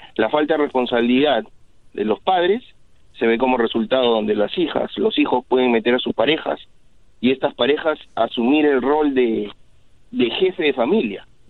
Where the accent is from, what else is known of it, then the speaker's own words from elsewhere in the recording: Peru; moved away; en mi país yo soy de Perú yo me acuerdo que en mi escuela competían